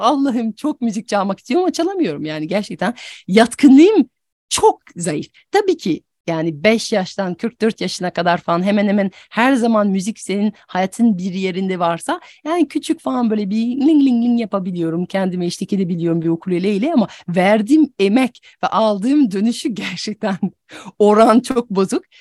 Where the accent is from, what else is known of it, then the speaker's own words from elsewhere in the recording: France; Turkish is a second language; moved away; also born or lived in United States / Turkey; ben aslında Fransızım ama yerli yabancıyım.